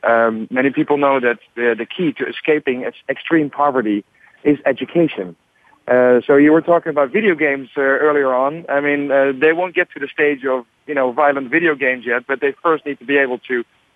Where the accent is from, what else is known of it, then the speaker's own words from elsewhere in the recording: Netherlands; I'm from the Netherlands